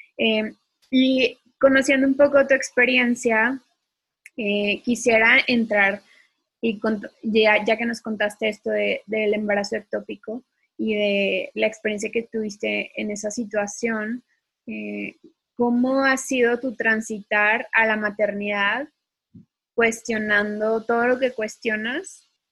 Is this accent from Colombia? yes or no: no; Mexico